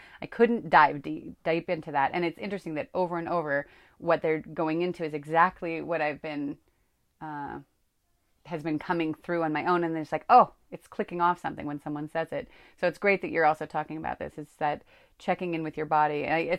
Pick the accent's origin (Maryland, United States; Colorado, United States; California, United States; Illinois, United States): California, United States; I grew up in Northern California with two spiritual parents